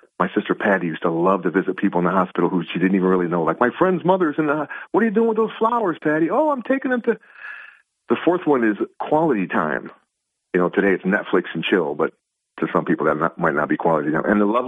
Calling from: Binghamton, New York, United States; DJ from Binghamton.

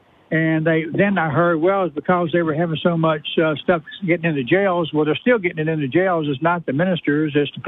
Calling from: Oil City, Louisiana, United States; Oil City.

